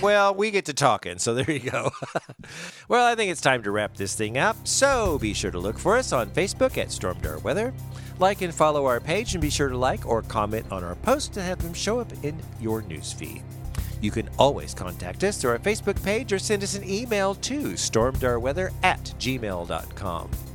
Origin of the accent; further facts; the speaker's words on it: Springfield, United States; I'm from Springfield. I ain't from Miami.